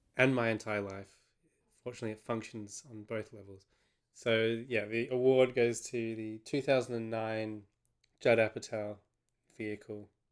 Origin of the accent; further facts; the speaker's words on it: Australia; from an Australian perspective